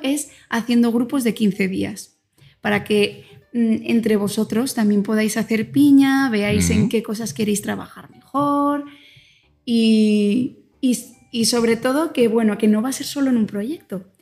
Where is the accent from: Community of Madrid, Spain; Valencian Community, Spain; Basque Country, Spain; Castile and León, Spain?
Community of Madrid, Spain; Alcalá de Henares; moved away as an adult; now in Oaxaca, Mexico; soy española, nací en Alcalá de Henares.